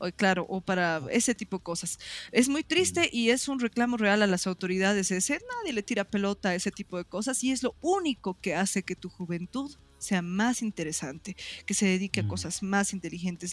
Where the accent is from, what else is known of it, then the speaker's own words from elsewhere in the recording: Oruro, Bolivia; moved away as an adult; also born or lived in Potosí; now in La Paz, Bolivia; Yo he vivido en Oruro eh, toda mi época del colegio. Desde que estoy entre en prekinder kinder hasta que salgo bachiller, he estado en el mismo colegio, he vivido en la mm. misma ciudad